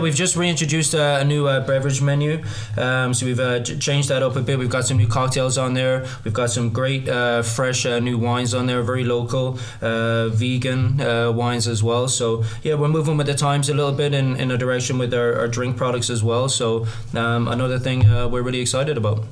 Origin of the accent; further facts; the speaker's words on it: Limerick, Munster, Ireland; moved away as an adult; now in Canada; I'm actually Irish. Uh, yeah, down uh, from the south of Ireland, uh, originally from Limerick, um, born and bred